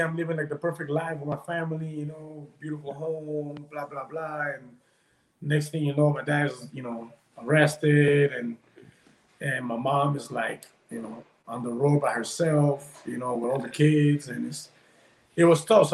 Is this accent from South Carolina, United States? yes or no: no; Miami, Florida, United States; also born or lived in Peru / California; I was born in Peru. But, yeah, okay. Most of my life has been here in Miami.